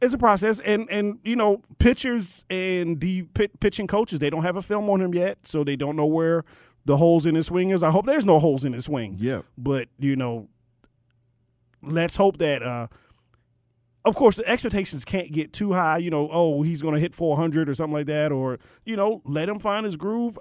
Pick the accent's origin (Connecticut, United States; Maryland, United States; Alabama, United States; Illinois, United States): Maryland, United States; I grew up in Maryland.